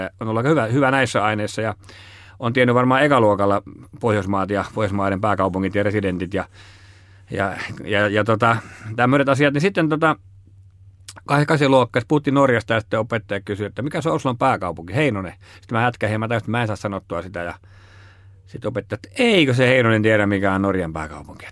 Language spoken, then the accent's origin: Finnish; Laukaa, Central Finland, Finland; mä oon kutoisin Keski-Suomesta, Laukaasta ja, ja siinä on Jyväskylähän vieressä